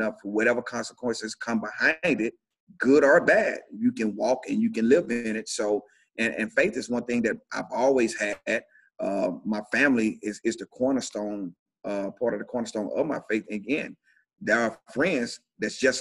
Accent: Shannon, Mississippi, United States; moved away as an adult; now in Montgomery, United States; I grew up in a small town called Shannon, Mississippi

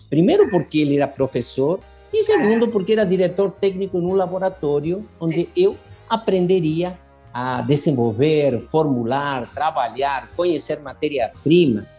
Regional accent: Buenos Aires, Argentina; moved away; eu sou argentino e em Buenos Aires, onde eu nasci

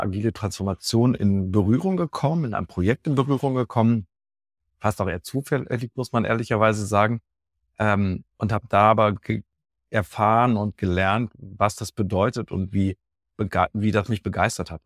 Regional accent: Dortmund, North Rhine-Westphalia, Germany; now in Düsseldorf, Germany; ich bin in Dortmund ursprünglich geboren, lebe jetzt in Düsseldorf

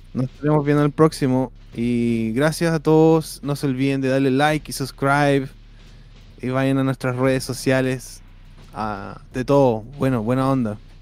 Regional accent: Chile; moved away; Voy a decirles cómo no me van a dejar entrar a mi país

